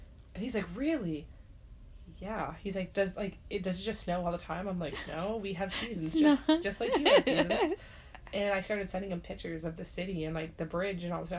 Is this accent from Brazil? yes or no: no; Nova Scotia, Canada; I'm like, Nova Scotia